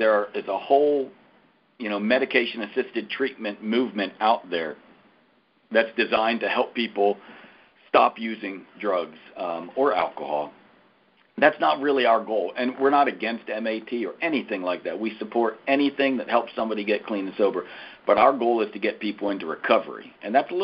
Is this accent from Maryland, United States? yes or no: no; Wilmington, Delaware, United States; now in Nashville, United States; I was born and raised in Wilmington, Delaware, which is a long ways from Nashville, Tennessee